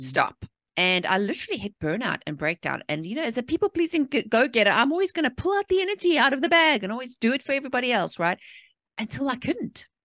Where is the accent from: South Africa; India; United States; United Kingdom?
South Africa; moved away; I was born and raised in South Africa